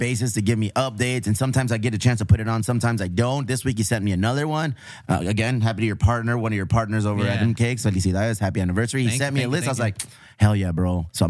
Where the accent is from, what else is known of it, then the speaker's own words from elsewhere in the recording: Chula Vista, California, United States; we're from Chula Vista, National City. We're from the South Bay.